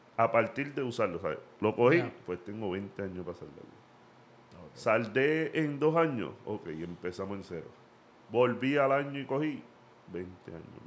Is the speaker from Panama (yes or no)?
no; Puerto Rico; moved away; yo soy de Puerto Rico